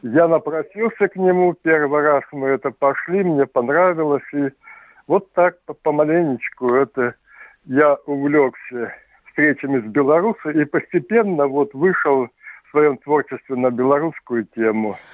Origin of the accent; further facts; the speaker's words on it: Tevriz, Omsk Oblast, Russia; очень много от родни вот осталось в Омске, Евризии, откуда я родом